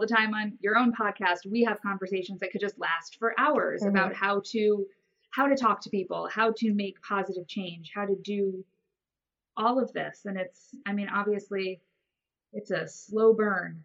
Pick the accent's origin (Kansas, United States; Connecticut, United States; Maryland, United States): Connecticut, United States; moved away as an adult; now in Washington, D.C. area, United States; I'm from Connecticut, moved to DC area after college